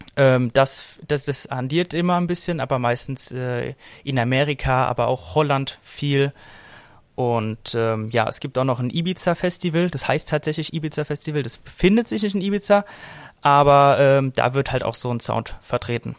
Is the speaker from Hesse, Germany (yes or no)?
yes; Frankfurt, Hesse, Germany; Ich bin hier auch aufgewachsen in Frankfurt